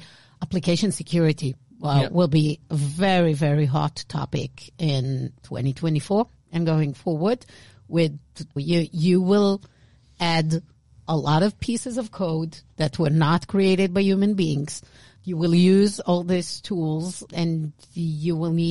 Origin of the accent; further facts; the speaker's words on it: Israel; accent: Israeli; with my Israeli accent, I cannot say this word.